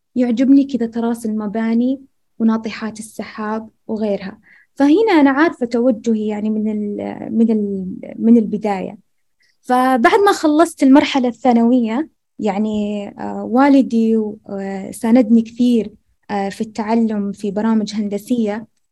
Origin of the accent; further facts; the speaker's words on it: rural Al-Ahsa, Eastern Province, Saudi Arabia; أني أنا من المملكة العربية السعودية وقدمت من أرياف الأحساء